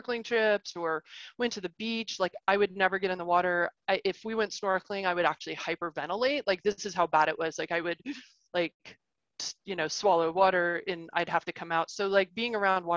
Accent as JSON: {"language": "English", "region": "Arkansas", "country": "United States", "tie": "born or raised there", "also_born_or_lived": "Ohio / Chicago area, Illinois", "moved": "yes", "said": "I was born in Ohio, but I grew up in Arkansas"}